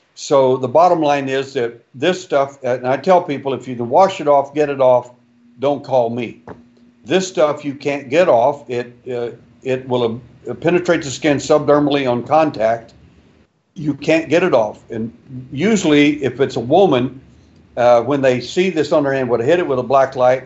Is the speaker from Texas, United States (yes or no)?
yes; Texas, United States; I was born in Texas